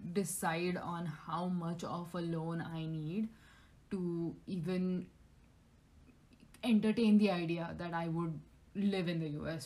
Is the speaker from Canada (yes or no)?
no; India; moved away